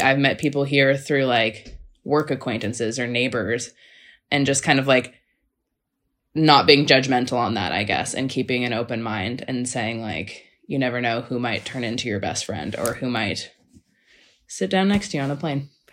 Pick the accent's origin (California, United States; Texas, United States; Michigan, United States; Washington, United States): Washington, United States; Seattle; also born or lived in Los Angeles, United States; now in Melbourne, Australia; I grew up in Seattle though, so that was basically Canadian weather.